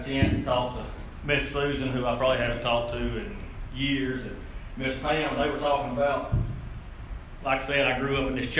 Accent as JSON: {"language": "English", "town": "Cleveland", "region": "Ohio", "country": "United States", "tie": "born or raised there", "said": "But like Brother Rick said … I grew up in Cleveland, graduated class of 2000. Basically stayed here until I got married in 2008."}